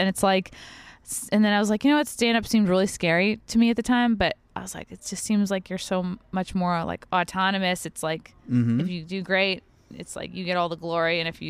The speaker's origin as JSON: {"language": "English", "town": "Long Island", "region": "New York", "country": "United States", "accent": "Long Island", "said": "Well, that's because I've really worked hard to get rid of my shitty Long Island accent"}